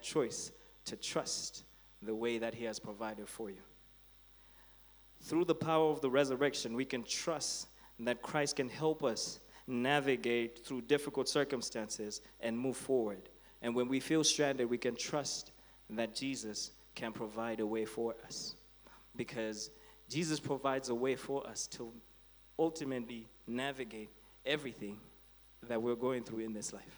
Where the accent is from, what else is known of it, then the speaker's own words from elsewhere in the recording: Blantyre, Southern Region, Malawi; growing up in Blantyre, I used to go to Blantyre Baptist